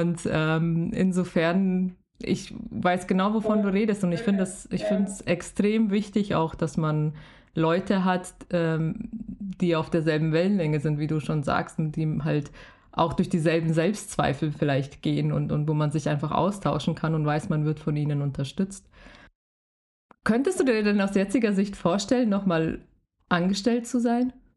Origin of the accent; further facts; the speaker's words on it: Bavaria, Germany; ich bin ja selber aus Bayern